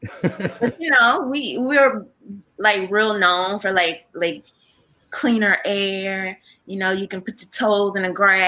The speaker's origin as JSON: {"language": "English", "region": "Mississippi", "country": "United States", "said": "I am from Mississippi."}